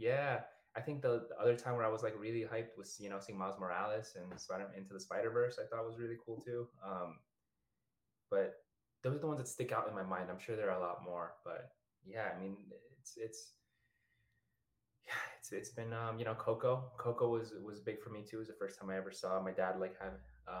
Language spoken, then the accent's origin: English; New York City, New York, United States; first language Spanish; English is a second language; moved away as an adult; also born or lived in Ecuador; now in Los Angeles, United States; Originally, I was born in Ecuador. So I came here when I was around 3 years old. So, Spanish is my first language. I then came to the South Bronx, moved there